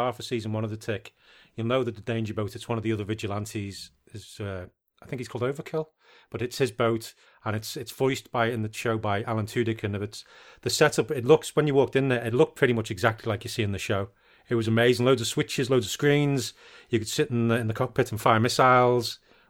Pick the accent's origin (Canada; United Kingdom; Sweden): United Kingdom; Being British